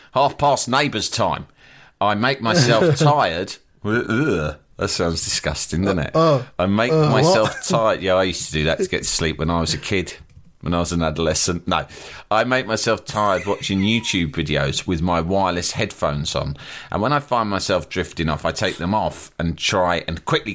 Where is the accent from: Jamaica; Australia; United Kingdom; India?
Australia; I'm Australian, but he grew up in High Wycombe